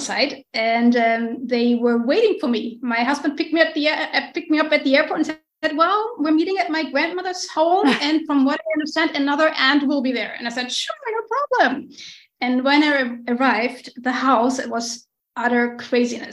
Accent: Hamburg, Germany; moved away as an adult; also born or lived in Orlando, Florida; now in Mexico; I'm from Hamburg in Northern Germany, and that's where I've been born and raised

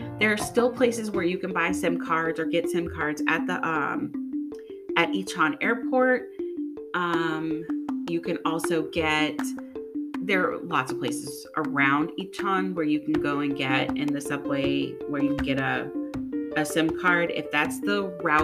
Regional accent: Louisiana, United States; I'm from Louisiana

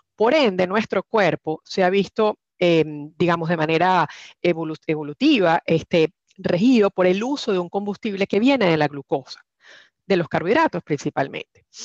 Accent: Venezuela; now in Houston, United States; soy venezolana, tengo 20 años fuera de Venezuela, en eh, Houston los últimos 14

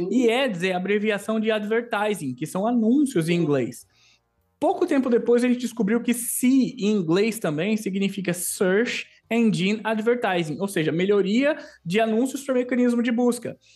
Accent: Maceió, Alagoas, Brazil; born there; Sou nascido em Maceió, Lagoas, Terra das Águas, lugar lindo.

